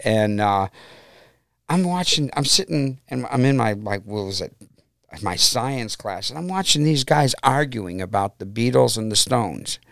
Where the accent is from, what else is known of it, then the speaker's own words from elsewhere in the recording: Brook Park, Ohio, United States; also born or lived in Cleveland / Middleburg Heights; I basically grew up in Brook Park, and I'm back living in Brook Park now